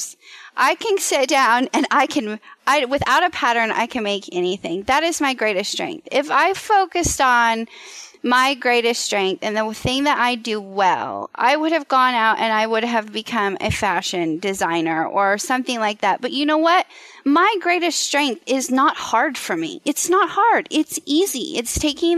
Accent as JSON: {"language": "English", "region": "Western Kansas", "country": "United States", "tie": "born or raised there", "said": "I was raised in Western Kansas in a small town"}